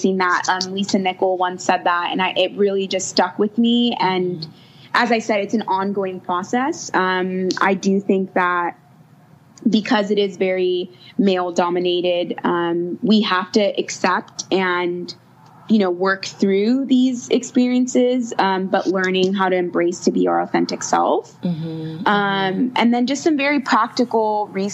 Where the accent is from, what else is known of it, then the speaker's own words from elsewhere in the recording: United States; moved away as an adult; now in South Africa; being an American and finding myself in South Africa